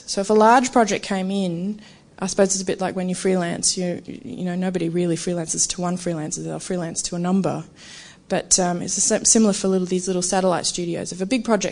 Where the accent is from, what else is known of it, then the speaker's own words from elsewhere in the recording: Brisbane, Queensland, Australia; moved away as an adult; now in Melbourne, Australia; I come from Brisbane at QCA